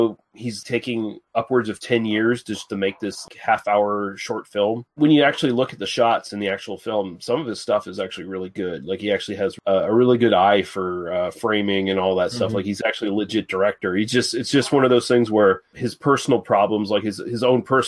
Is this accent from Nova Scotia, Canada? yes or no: yes; Nova Scotia, Canada; the people I grew up around in Nova Scotia